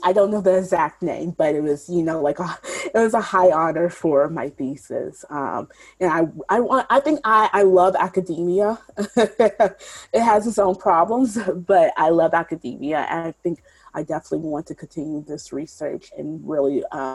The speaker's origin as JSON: {"language": "English", "town": "Shreveport", "region": "Louisiana", "country": "United States", "tie": "born or raised there", "said": "I grew up in the South, here in Shreveport, Louisiana"}